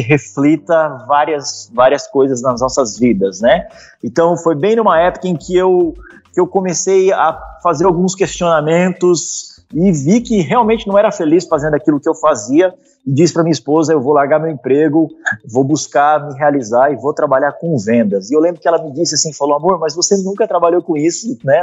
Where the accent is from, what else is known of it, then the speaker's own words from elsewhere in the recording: Curitiba, Paraná, Brazil; Eu sou de Curitiba, né? Eu moro aqui em Curitiba